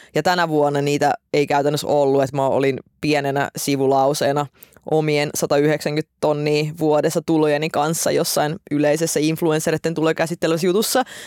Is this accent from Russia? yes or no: no; Estonia; now in Finland; mä oon syntynyt Virossa